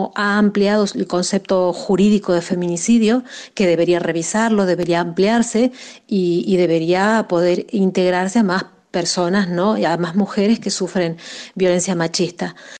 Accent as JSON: {"language": "Spanish", "country": "Argentina", "moved": "as an adult", "lives_now": "Spain", "said": "soy argentina, pero llevo más de 12 años viviendo en España."}